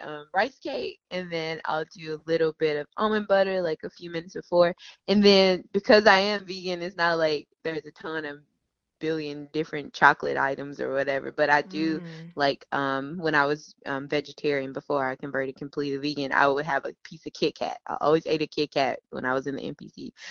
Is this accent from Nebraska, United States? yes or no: no; Memphis, Tennessee, United States; now in Charlotte, United States; I am originally from Memphis, Tennessee, born and raised, and um, I currently live in Charlotte, North Carolina